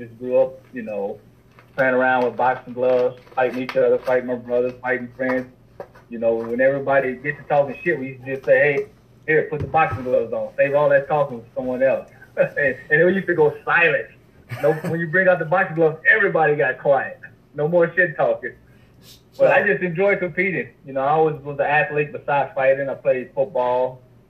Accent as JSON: {"language": "English", "town": "Lake Charles", "region": "Louisiana", "country": "United States", "tie": "born or raised there", "moved": "yes", "lives_now": "Portage, United States", "said": "growing up in Southwest Louisiana, Lake Charles"}